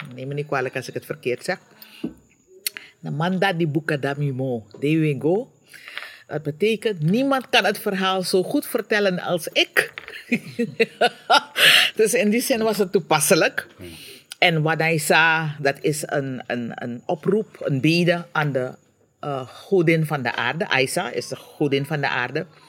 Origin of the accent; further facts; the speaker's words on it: Suriname; now in Curaçao; Suriname is waar ik geboren ben, waar ik getogen ben, waar mijn navelstreng bewaard of begraven is